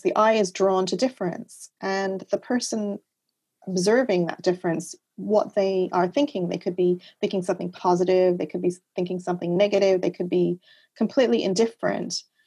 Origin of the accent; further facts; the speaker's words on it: Montreal, Quebec, Canada; also born or lived in Laurentian Mountains; I grew up in Canada. I had, uh, I spent my first couple of years in the Laurentian Mountains. I had the wilderness as my backyard. Uh, in Montreal, I had the St. Lawrence River at the end of my street.